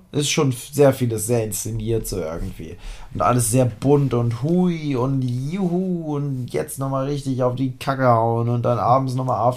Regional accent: Harz, Germany; Also ich bin ja aus dem Harz. Ich war im Harz.

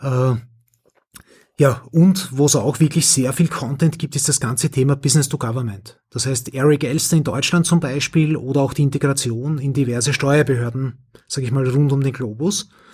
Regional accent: Austria; accent: Austrian; mein österreichischer Akzent

